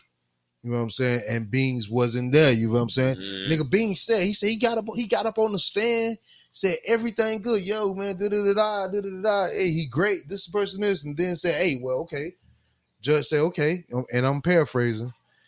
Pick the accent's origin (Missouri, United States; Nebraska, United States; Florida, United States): Florida, United States; Miami; But I'm 305 still.